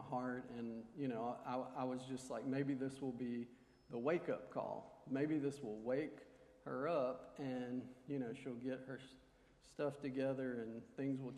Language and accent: English; Montgomery, Alabama, United States; I was born here in Montgomery